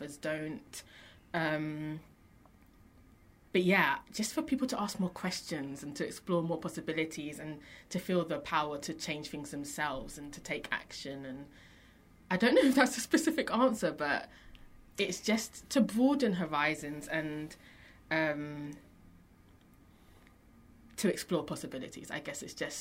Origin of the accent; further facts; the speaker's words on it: London, United Kingdom; London, growing up in London, is a very unique experience